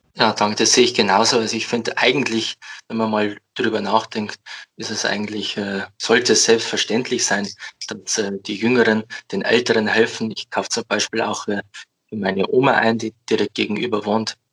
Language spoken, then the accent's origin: German; Amberg, Bavaria, Germany; komme aus dem wunderschönen Amberg in der Oberpfalz. Bin äh, aufgewachsen und lebe hier